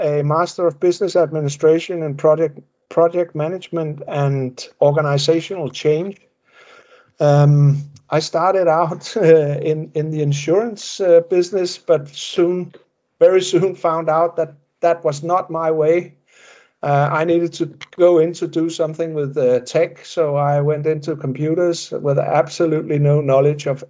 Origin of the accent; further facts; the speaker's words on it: Denmark; I live in Denmark and have lived in Denmark for all my life